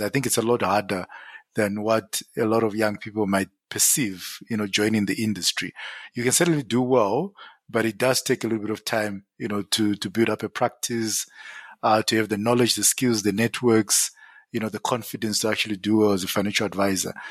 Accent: Zimbabwe; moved away as an adult; now in South Africa; born and bred in Zim

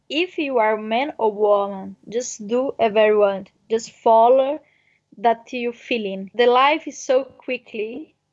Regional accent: near Brasília, Federal District, Brazil; English is a second language; moved away as an adult; I'm from Brazil. I'm from near a capital of Brazil, Brasilia.

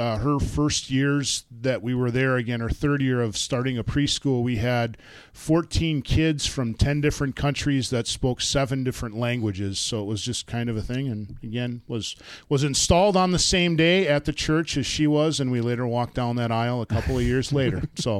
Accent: Beaver Dam, Wisconsin, United States; I was born in Wisconsin, in Milwaukee, and my parents, my mom was a nurse, my dad was a pastor, my dad was assigned to Mobridge, South Dakota, but then moved to Beaver Dam, Wisconsin, is where I grew up and called home.

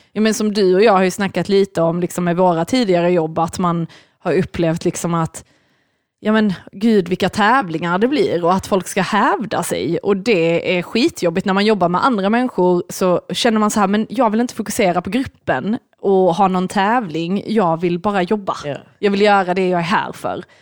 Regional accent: Lund, Skåne, Sweden; i Lund där vi växte upp

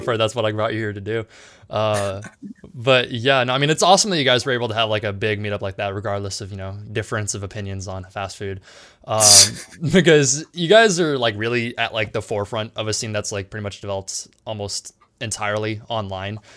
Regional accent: San Diego, California, United States; I'm from San Diego as well.

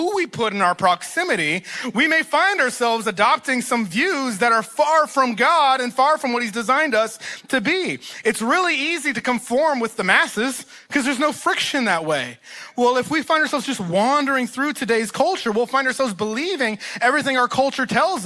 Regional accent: East Texas, United States; they both went to college in East Texas, and that's where they met, and that's where they got married and had me. So I am from Texas

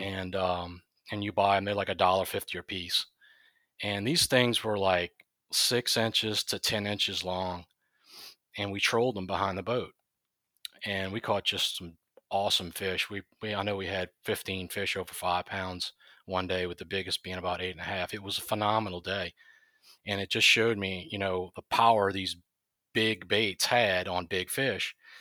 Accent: Chalmette, Louisiana, United States; I'm from Shalmat, Louisiana, born and raised there.

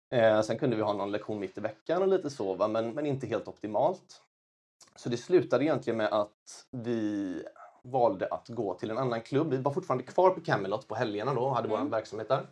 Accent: Kungsbacka, Halland County, Sweden; also born or lived in China; Jag kommer från Kungsbacka, Valda, strax söder om Göteborg

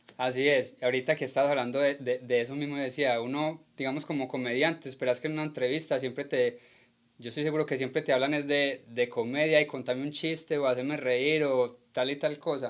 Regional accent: Colombia; now in United States; como colombianos

